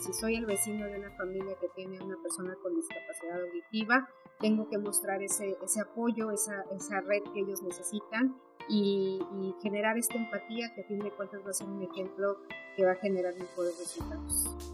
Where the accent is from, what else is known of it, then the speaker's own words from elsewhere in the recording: Mexico; como mexicanos